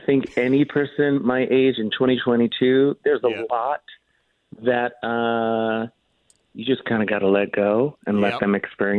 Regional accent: New Jersey, United States; I grew up in Jersey

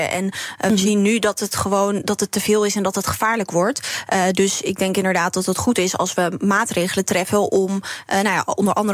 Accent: Nijkerk, Gelderland, Netherlands; moved away; ik ben zelf opgegroeid in Nijkerk.

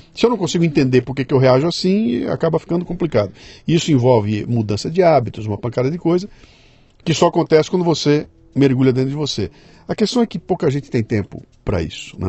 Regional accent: Brazil; nós que somos brasileiros

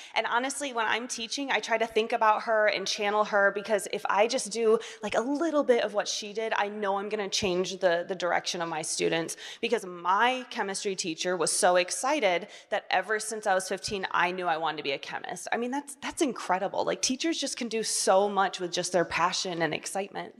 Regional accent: Portage, Michigan, United States

